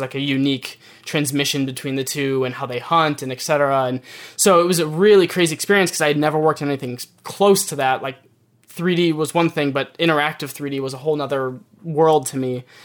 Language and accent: English; Michigan, United States; moved away as an adult; now in New York, United States; I'm born and raised in Michigan, so moving to New York for the first time was a bit of a culture shock